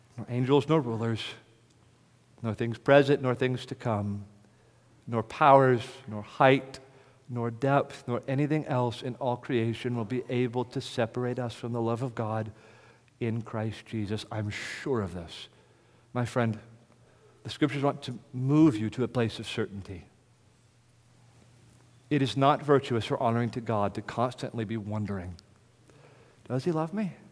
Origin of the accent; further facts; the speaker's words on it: United States; accent: American; my American accent